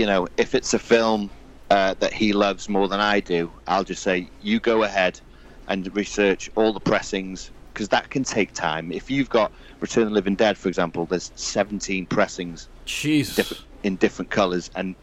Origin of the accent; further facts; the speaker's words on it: Wales, United Kingdom; I am actually Welsh, but I have no accent. I am literally just nothing. I'm just straight as you hear me.